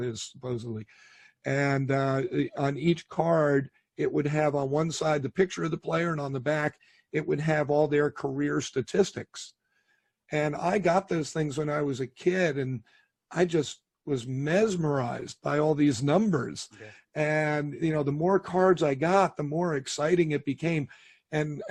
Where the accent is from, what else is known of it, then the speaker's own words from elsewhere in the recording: New York City, New York, United States; I was born in New York City, grew up in that area of the country